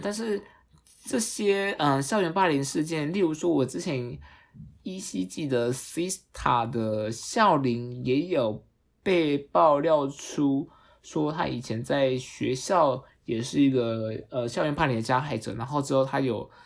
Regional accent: Taiwan; accent: Taiwanese Mandarin; 激动到我都要台湾国语

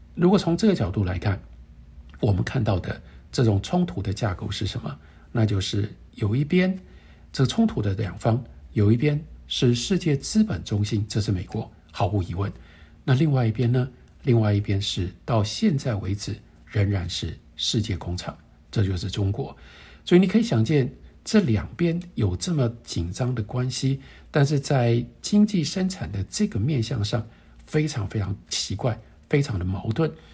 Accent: Taiwan; 我们作为一个台湾人

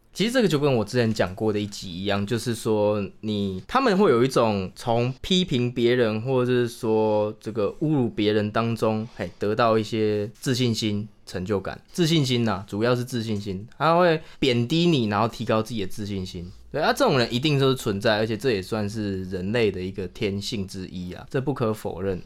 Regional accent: Chiayi, Taiwan; moved away as an adult; also born or lived in Taipei; 就是因为我是嘉义人嘛，那我是在台北读书，以前大学的时候

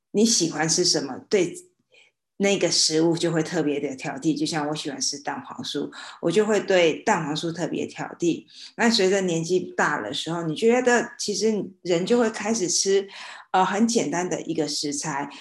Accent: Xinhua, Tainan, Taiwan; 因为在我的老家新化有一个鸡蛋糕

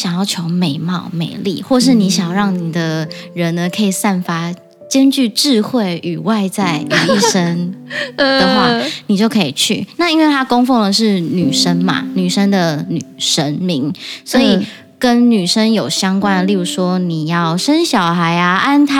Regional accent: Japan; Chinese is a second language; 然后你进去之后呢，我们日本人不是神社都会看到绘马吗？

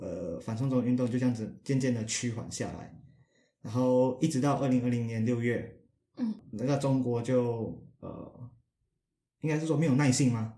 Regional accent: Malaysia; 你可能骂到我国家的人了，马来西亚人也用中，也用简体字

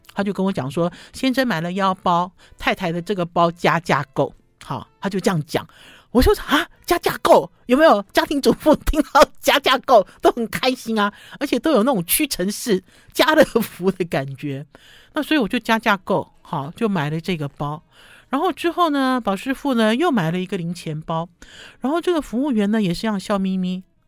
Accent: Taipei, Taiwan; 我是台北人

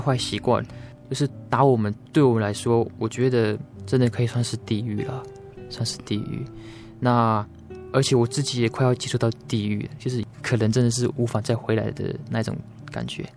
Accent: Fuxing Township, Taoyuan, Taiwan; moved away as an adult; now in Taichung, Taiwan; 我的故乡算是桃园县复兴乡的泰雅族

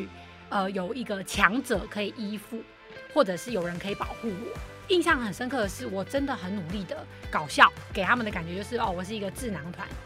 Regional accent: Kaohsiung, Taiwan; also born or lived in Taipei; 小时候在家里，在高雄就会很想妈妈。可真的回台北又会很想奶奶，然后就大家都要分开

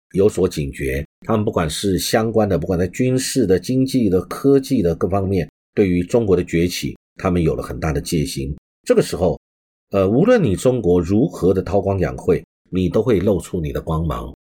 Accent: Taiwan; 我们台湾这边

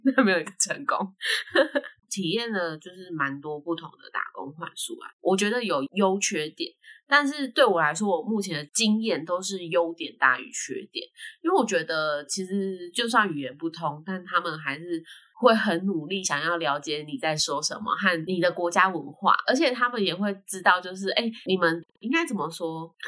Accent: Taiwan; 他还叫我们是台湾人

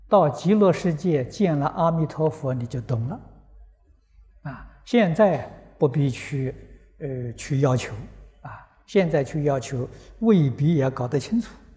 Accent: Guizhou, China; moved away; 我过去小时候在贵州念书

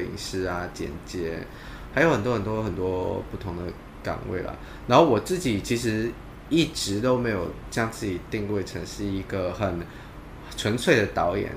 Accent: Malaysia; now in Hong Kong; 我其实，呃，出生在马来西亚嘛，那马来西亚是一个以伊斯兰教为主体的一个国家。嗯，嗯。那我在马来西亚的时候，其实没有太了解伊斯兰教土家

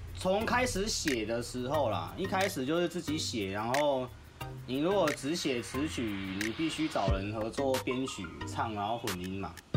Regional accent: Kaohsiung, Taiwan; 我是高雄人

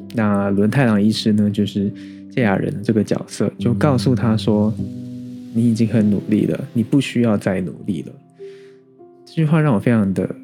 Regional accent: Taiwan; 身为台湾人

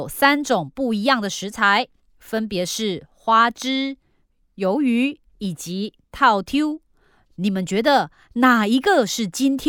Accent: Malaysia; 啊，抱歉，在我们家乡马来西亚，空心菜被叫做瓮菜，

